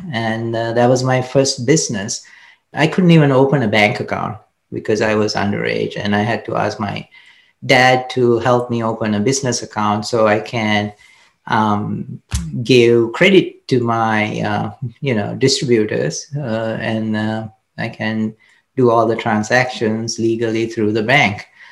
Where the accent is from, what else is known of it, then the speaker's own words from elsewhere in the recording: Kandy, Central Province, Sri Lanka; I grew up in Sri Lanka, Kandy um, it's the central part of Sri Lanka.